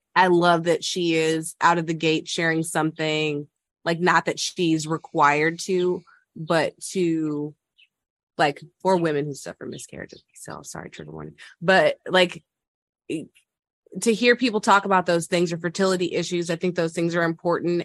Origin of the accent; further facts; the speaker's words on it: the South, United States; I am from the South